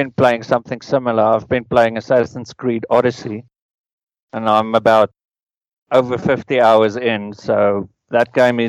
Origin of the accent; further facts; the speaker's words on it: South Africa; I'm from South Africa